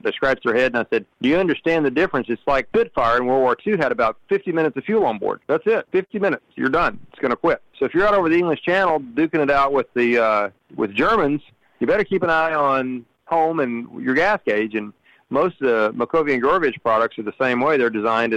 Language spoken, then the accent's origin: English; Riesel, Texas, United States; also born or lived in Waco, Texas / Breckenridge, Texas; I was born in Waco, Texas. I grew up in a rural setting in Riesel, Texas, where I graduated high school with a class of 29